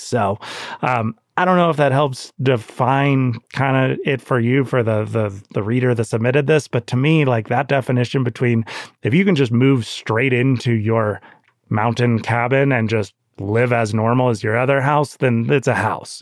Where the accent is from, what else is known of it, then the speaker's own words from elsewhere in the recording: Santa Cruz, California, United States; I grew up in Santa Cruz